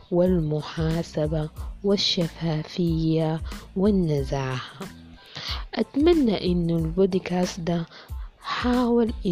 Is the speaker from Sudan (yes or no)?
yes; Sudan; إذا عايزين تعرفوا كيف القضاء نزيه وشفاف وعادل عندنا في السودان يكفي إنه ولا مرة أنصفني القضاء في قضية